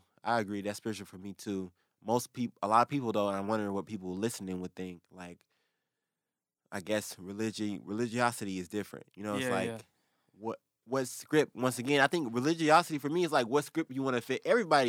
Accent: the South, United States; But I also feel like some weird comfort, like cultural comfort, because we're from the South, right?

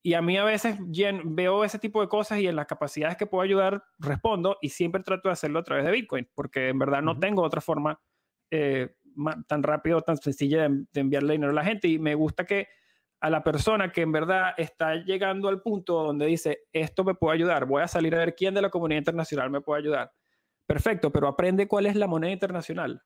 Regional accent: Venezuela; como venezolano

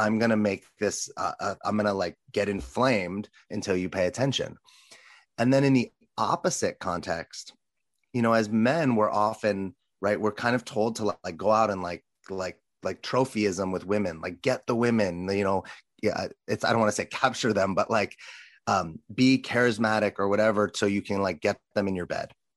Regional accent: Los Angeles, California, United States; as a little boy growing up in Los Angeles

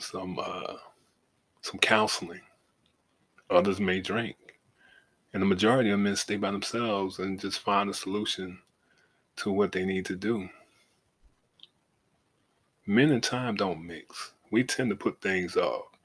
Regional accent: Savannah, Georgia, United States; moved away as an adult; now in Atlanta, United States; live my life outside of my hometown, because once I got in the Navy, in the National Guard, and saw the world, Savannah wasn't it for me

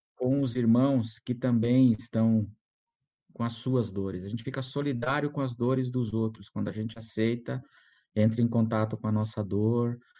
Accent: Brazil; also born or lived in Munich, Germany; eu, eu, como brasileiro ali, né, frequentando a Igreja Batista lá em Munique

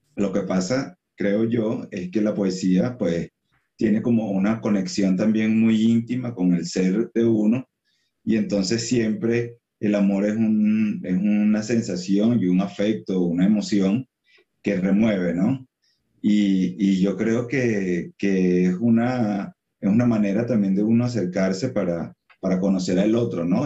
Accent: Venezuela; also born or lived in Colombia / San Cristóbal, Venezuela; yo soy venezolano, sí, eh, soy venezolano, mi mamá es de San Cristóbal, que es como la ciudad fronteriza con Colombia, yo viví un tiempo en, Colombia, viví un tiempo en, en San Cristóbal

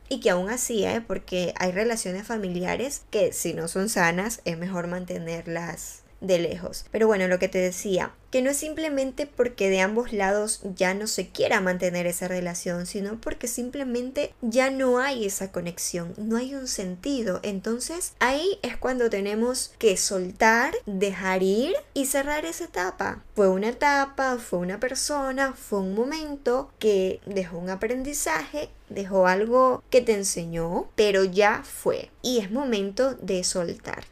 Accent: Ecuador; moved away as an adult; now in Spain; La primera vez que volví a mi país de origen, después de haber emigrado a España

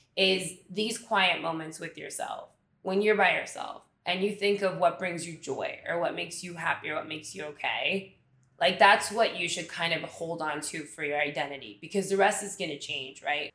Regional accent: Miami, Florida, United States; moved away as an adult; now in New York, United States; growing up in Miami, let's say Miami proper, we all had a really strong cultural connection in the Cuban migration

